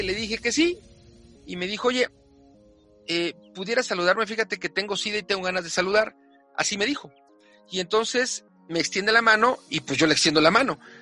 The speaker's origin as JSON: {"language": "Spanish", "region": "Mexico City", "country": "Mexico", "tie": "born or raised there", "said": "las que nacimos aquí, yo nací en la Ciudad de México"}